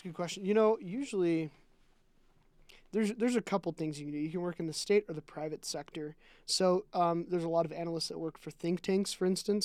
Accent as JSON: {"language": "English", "region": "Utah", "country": "United States", "tie": "born or raised there", "also_born_or_lived": "Nebraska / South Dakota / Iowa / Washington", "said": "I lived in Nebraska and South Dakota and Iowa for around two years. And I've lived in Washington for about three months and then Utah for the other"}